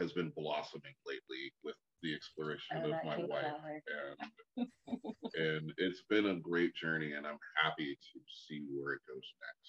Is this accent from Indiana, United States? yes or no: no; San Diego, California, United States; moved away; Okay. Well, we're originally from San Diego, both of us. That's surprisingly where we're both from, and that's where I entered the community.